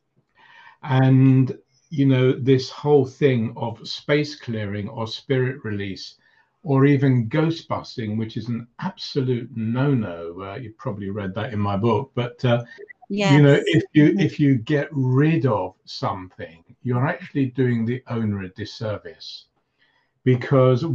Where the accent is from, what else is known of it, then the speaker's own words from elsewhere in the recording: London, United Kingdom; also born or lived in Cyprus; when I came to London from Cyprus with my parents at about 2 years old, and staying in a house in North London